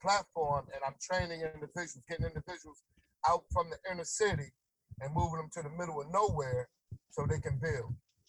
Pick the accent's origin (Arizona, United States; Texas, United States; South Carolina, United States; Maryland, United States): Maryland, United States; Baltimore; also born or lived in Glasgow, Delaware / Florida; I'm from Baltimore. I went to high school in Glasgow, Delaware. for the last senior year, and went to Delaware State. And went back to Baltimore